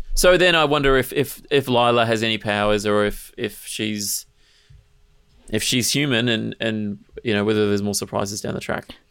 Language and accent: English; Mornington Peninsula, Victoria, Australia; I grew up on the Mornington Peninsula